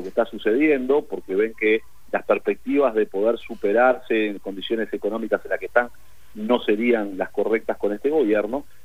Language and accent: Spanish; Uruguay; Ustedes saben muy bien, nosotros somos un país pequeño, 3 millones de uruguayos, somos un barrio de San Pablo, un barrio de Buenos Aires